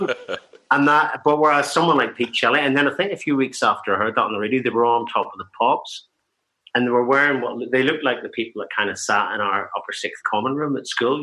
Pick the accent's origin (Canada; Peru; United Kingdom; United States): United Kingdom; Larne and Ballyclare, Northern Ireland; we're from Northern Ireland, we're from a little town in Northern Ireland, Larne and Ballyclare in Northern Ireland